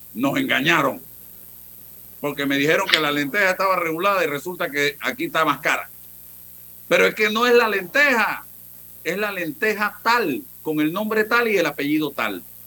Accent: Panama; Eso es lo que queremos los panameños

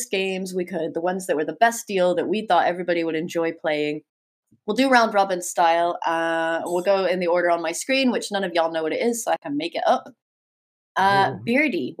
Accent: United States; I am an American

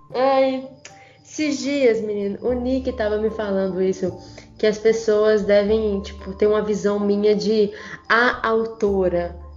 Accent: São João do Manteninha, Minas Gerais, Brazil; accent: mineirês; eu como sou aqui do interior de Minas Gerais, né, de São João do Manteninha, cidade interior de tipo, interior

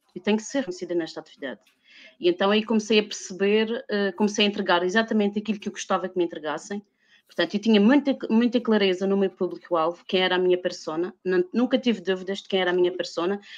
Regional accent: Madeira, Portugal; eu vivo, sou madeirense e vivo na Madeira

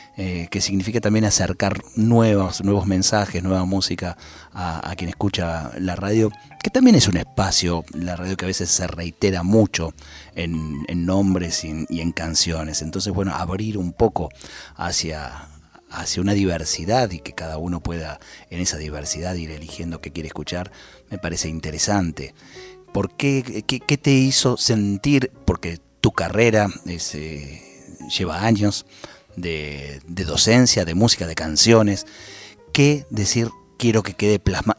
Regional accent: Ramos Mejía, Buenos Aires Province, Argentina; nos venimos los dos de Ramos Mejía.

